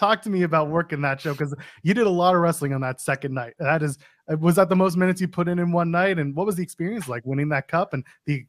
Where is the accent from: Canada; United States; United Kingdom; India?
Canada; I'm Canadian.